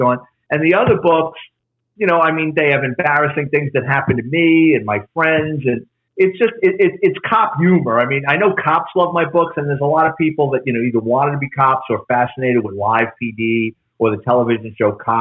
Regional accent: New York City, New York, United States; moved away as an adult; now in Florida, United States; my life growing up in the Bronx

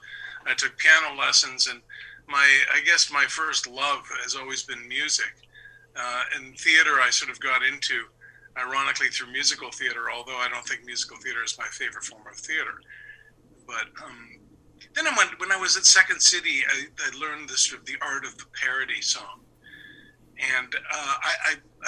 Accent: London, Ontario, Canada; I'm from London, Ontario, which is 2 hours from Toronto

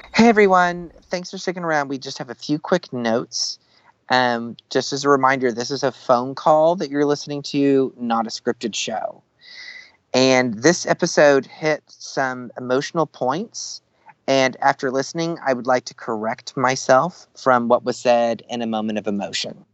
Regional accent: the South, United States; growing up in the South

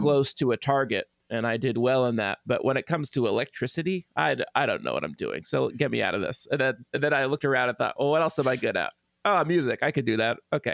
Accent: Tulsa, Oklahoma, United States; here in my hometown of Tulsa

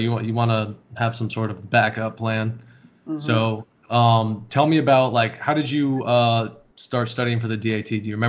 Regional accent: Altamonte Springs, Florida, United States; I lived in Altamont.

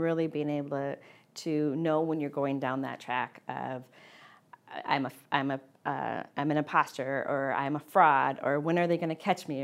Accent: Midwest, United States; growing up in the Midwest

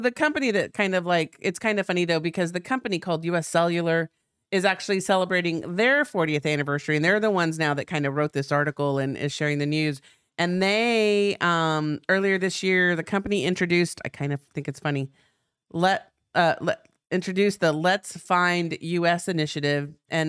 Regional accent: Texas, United States; I like how when I get all trashy, I'm like from South Texas.

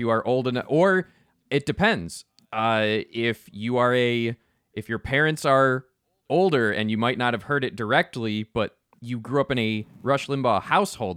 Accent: United States; as an American

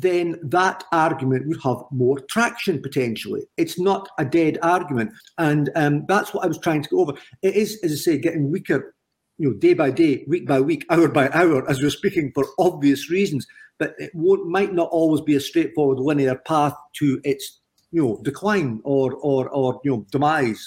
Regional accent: Scotland, United Kingdom

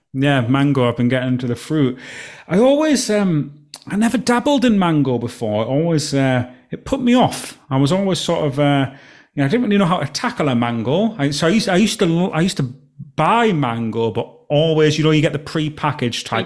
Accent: Alston, North West England, United Kingdom; moved away; my hometown, Alston

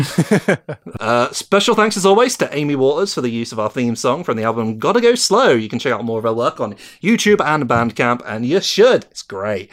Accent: United Kingdom; I'm British.

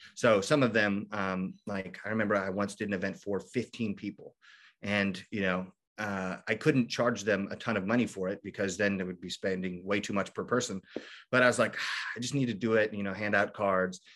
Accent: Kentucky, United States; also born or lived in Michigan; I grew up in Kentucky, so we moved back

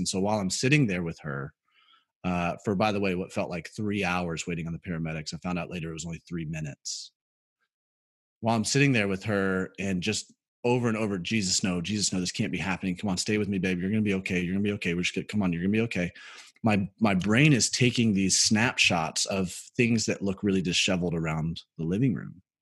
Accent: Birmingham, Alabama, United States; moved away as an adult; also born or lived in South Carolina; I grew up in Birmingham, Alabama

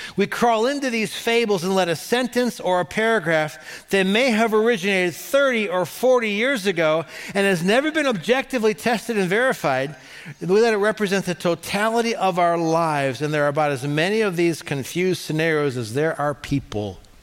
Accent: Cleveland, Ohio, United States; I'm from Cleveland

